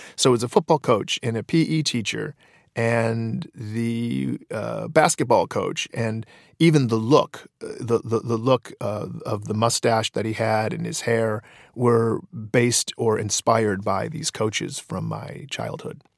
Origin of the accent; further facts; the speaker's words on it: Detroit, Michigan, United States; when I was in high school, there, there were no avenues, uh, for sketch comedy in Detroit